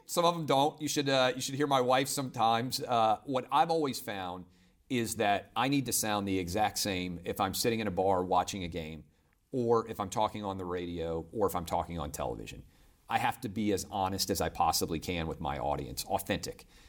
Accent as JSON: {"language": "English", "town": "Nashville", "region": "Tennessee", "country": "United States", "tie": "born or raised there", "also_born_or_lived": "Virgin Islands", "said": "as a kid growing up in Nashville"}